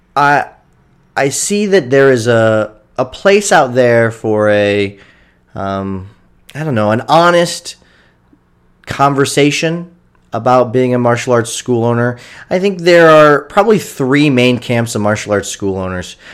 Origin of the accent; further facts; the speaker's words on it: Kendallville, Indiana, United States; my hometown of Kendallville.